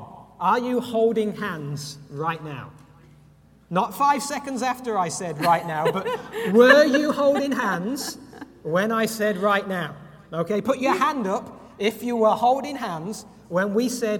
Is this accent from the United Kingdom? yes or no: yes; England, United Kingdom; moved away; I am English, but I'm not 55.